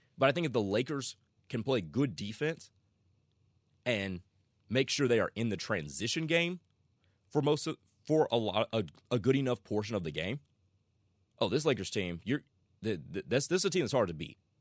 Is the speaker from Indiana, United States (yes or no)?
no; Dallas, Texas, United States; I'm from the Dallas area